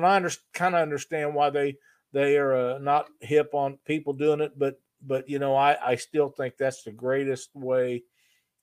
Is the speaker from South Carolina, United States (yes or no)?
no; Missouri, United States; my home state of Missouri